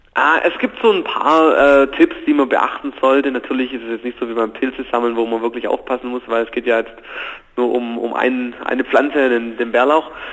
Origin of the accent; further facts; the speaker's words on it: Germany; bei uns in Deutschland